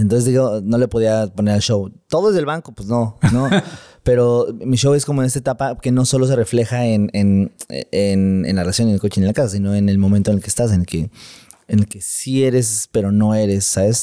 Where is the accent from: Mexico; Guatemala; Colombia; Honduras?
Mexico; mi país, en México